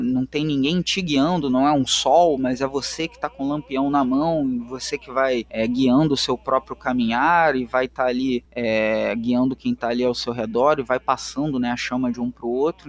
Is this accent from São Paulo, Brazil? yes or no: no; Rio de Janeiro, Brazil; accent: carioca; Eu sou um carioca, é, negro, suburbano, periférico da Zona Norte, aqui no Complexo do Alemão, no Rio de Janeiro